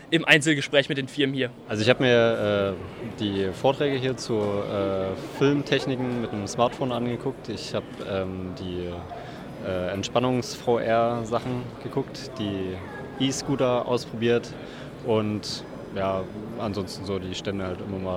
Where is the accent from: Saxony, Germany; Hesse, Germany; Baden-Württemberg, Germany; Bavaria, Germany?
Saxony, Germany; Dresden; Ich komme aus Dresden, bin Fachhändler in der Telekommunikationsbranche